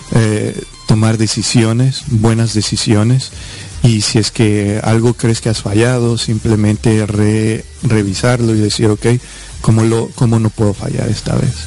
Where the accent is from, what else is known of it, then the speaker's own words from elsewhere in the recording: Quito, Pichincha, Ecuador; now in United States; yo nací en Quito, Ecuador